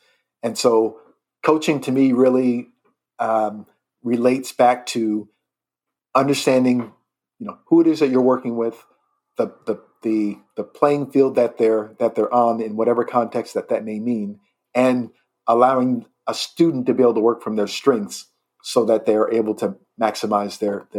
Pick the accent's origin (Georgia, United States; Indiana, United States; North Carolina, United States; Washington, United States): Indiana, United States; also born or lived in Rapid City, South Dakota; So I'm from Indiana. That's where my home state